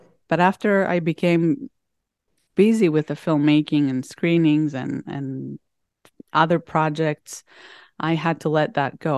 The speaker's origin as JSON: {"language": "English", "region": "Crete", "country": "Greece", "tie": "born or raised there", "said": "So growing up in Crete, it was a very outdoors related life, and lots of vitamin C, lots of fresh food that you can find either from the mountains with goats and sheep and fresh herbs and greens"}